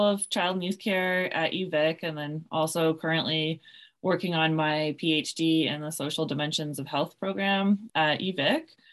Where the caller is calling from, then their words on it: Victoria, British Columbia, Canada; I'm calling in from Oloquoingan territories on the lands of the Songhees and Esquimalt nations, also known as Victoria, B C